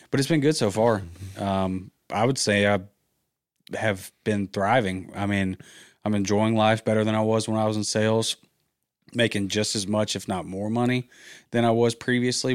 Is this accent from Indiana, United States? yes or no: no; Georgia, United States; moved away as an adult; also born or lived in Auburn, Alabama; now in Birmingham, United States; I'm from Georgia